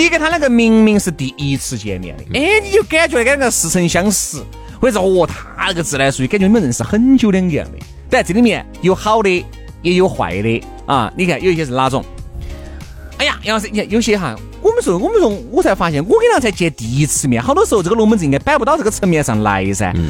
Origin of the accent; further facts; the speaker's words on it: Huayang, Sichuan, China; 我是华阳的华人啊。